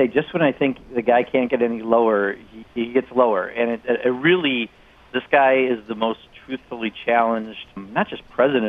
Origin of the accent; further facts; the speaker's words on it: Wisconsin, United States; my home state of Wisconsin